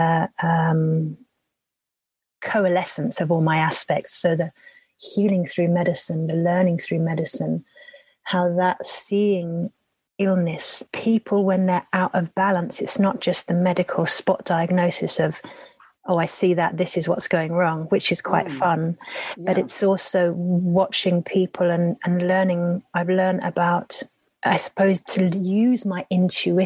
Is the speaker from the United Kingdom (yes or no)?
yes; Epping Forest, East of England, United Kingdom; I grew up in Epping Forest